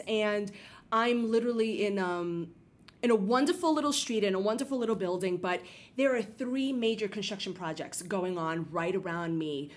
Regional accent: New York City, New York, United States; I'm born and bred in the Bronx, like essentially. Like I grew up in the Bronx

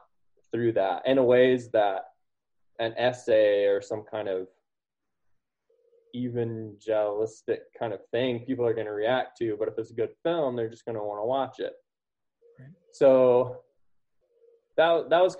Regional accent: United States; growing up in the United States and in the West

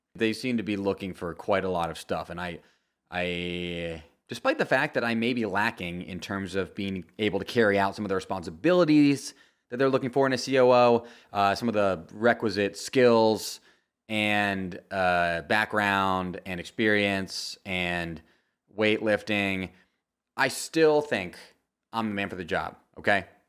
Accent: United States; as an American

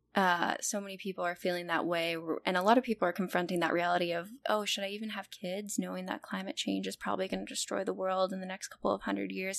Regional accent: California, United States; now in Chicago, United States; I I grew up in California

